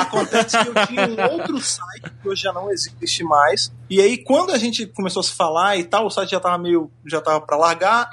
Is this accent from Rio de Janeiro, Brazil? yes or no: yes; Rio de Janeiro, Brazil; now in São Paulo, Brazil; eu tava lá no Rio de Janeiro, lá em Jacarepaguá, minha terra, Gloriosa Jacarapaguá